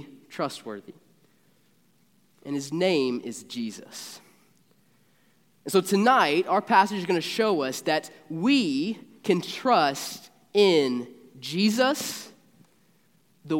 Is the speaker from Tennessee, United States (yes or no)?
no; Marshall County, Kentucky, United States; I'm a Marshall Countyan, born and raised in Marshall County